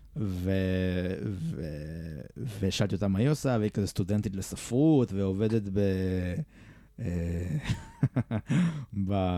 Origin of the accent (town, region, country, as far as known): Israel